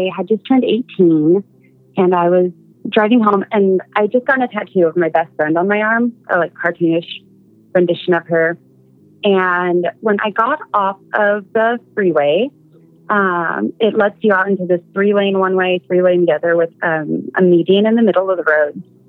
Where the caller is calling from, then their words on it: Seattle, Washington, United States; Hi. This is …, I'm from Seattle.